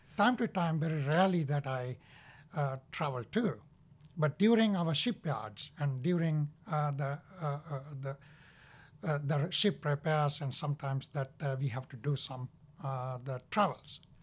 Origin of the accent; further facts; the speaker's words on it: Sri Lanka; now in United States; I was born in Sri Lanka, and I have one brother and one sister